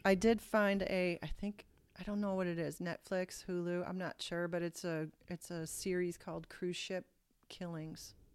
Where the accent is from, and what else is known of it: Ohio, United States